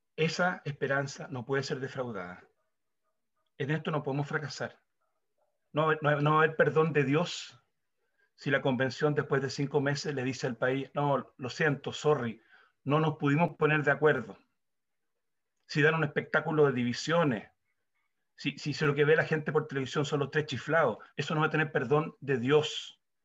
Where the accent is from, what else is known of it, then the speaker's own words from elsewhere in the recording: Chile; Nosotros como chilenos